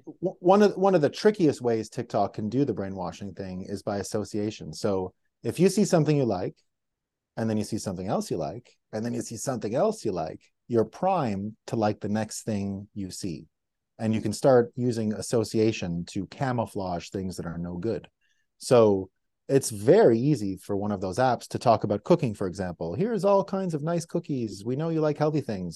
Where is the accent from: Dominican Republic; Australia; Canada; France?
Canada; Montreal, Quebec; my city where I grew up, Montreal